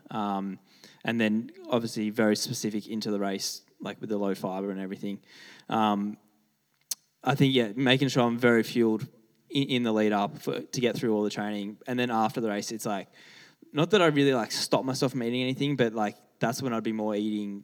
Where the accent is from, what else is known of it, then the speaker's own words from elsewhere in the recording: Canberra, Australian Capital Territory, Australia; now in Melbourne, Australia; when I grew up in Canberra, so everything there is like really nice bush